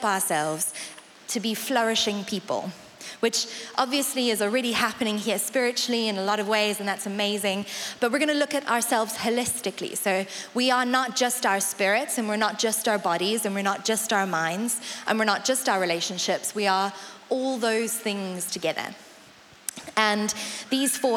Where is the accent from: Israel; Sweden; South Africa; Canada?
South Africa; accent: South African; now in Colchester, United Kingdom; I'm South African, which is why the accent is what it is. My mum is English, so it's not quite South African